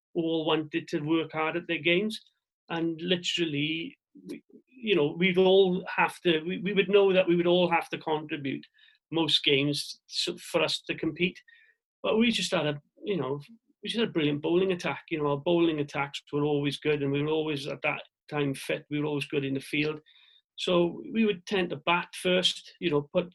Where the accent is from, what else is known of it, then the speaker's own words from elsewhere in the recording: Swansea, Wales, United Kingdom; my hometown club